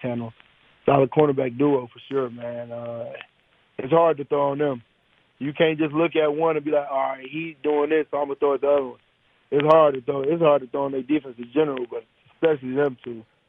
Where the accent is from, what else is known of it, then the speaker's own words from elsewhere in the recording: Detroit, Michigan, United States; I'm from Detroit.